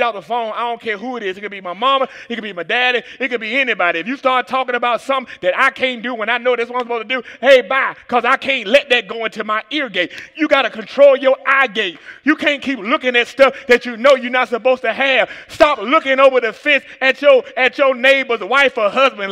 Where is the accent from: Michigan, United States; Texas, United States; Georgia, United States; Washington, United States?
Georgia, United States; Atlanta; from Atlanta, Georgia